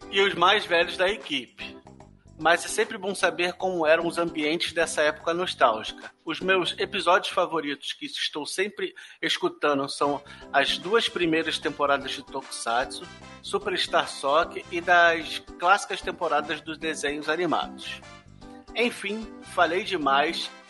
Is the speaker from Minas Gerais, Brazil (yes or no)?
no; São Paulo, Brazil; tenho 29 anos, sou de São Paulo